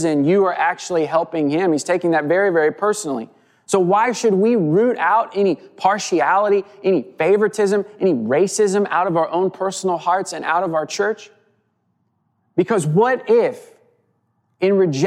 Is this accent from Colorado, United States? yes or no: no; Southwest Missouri, United States; I grew up in Southwest Missouri.